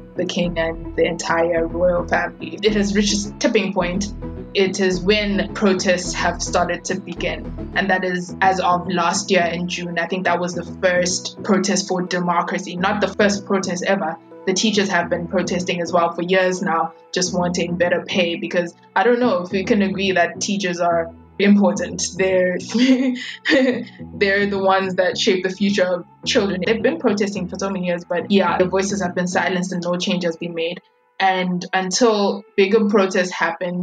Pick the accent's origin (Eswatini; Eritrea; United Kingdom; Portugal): Eswatini; we are from Eswatini, and we speak Siswati